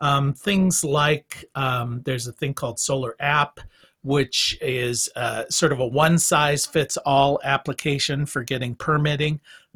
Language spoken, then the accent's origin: English; Minnesota, United States; Minnesota, my hometown